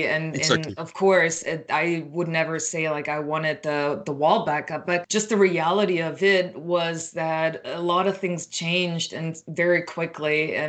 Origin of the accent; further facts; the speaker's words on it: Berlin, Germany; I grew up in Berlin, but Eastern Berlin, and then I had family also in Saxony.